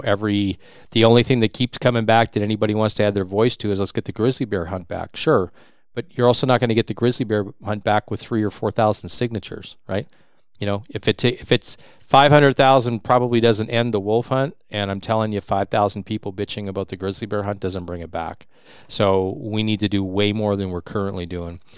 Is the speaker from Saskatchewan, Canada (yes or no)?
yes; Saskatchewan, Canada; now in Prince George, Canada; I'm from Saskatchewan